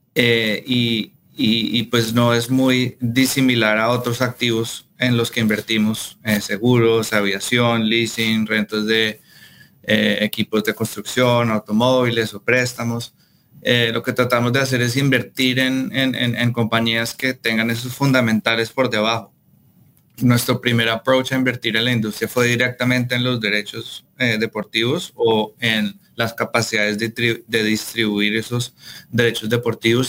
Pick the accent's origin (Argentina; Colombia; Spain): Colombia; yo soy colombiano